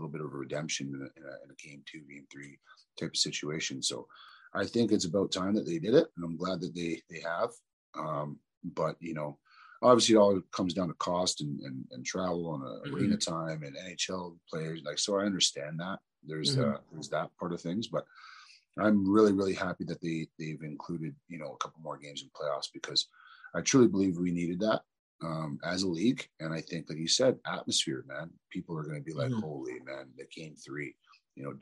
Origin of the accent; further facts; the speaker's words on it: Toronto, Ontario, Canada; I grew up in Toronto, you know, mm-hmm. in pretty much the ghetto, Rexdale, Jane and Finch area